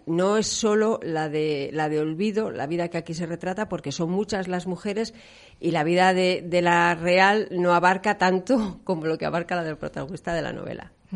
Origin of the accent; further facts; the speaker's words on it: León, Castile and León, Spain; now in Valladolid, Spain; yo soy de León, aunque llevo aquí muchos años